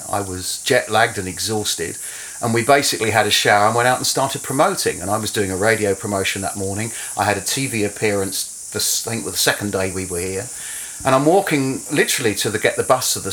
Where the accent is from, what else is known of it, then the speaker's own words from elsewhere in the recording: London, United Kingdom; moved away as an adult; also born or lived in Romford / Hackney / Croydon / Watford; now in New Zealand; I grew up in and around London